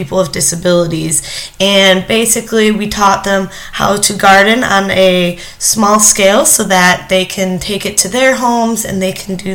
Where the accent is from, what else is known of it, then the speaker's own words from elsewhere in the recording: Wixom, Michigan, United States; moved away as an adult; also born or lived in Ethiopia; now in Illinois, United States; I'm from Wixom, Michigan